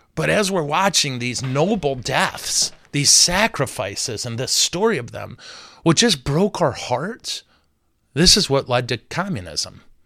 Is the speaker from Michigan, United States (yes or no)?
yes; Flint, Michigan, United States; I'm from Flint, and we're here in Flint.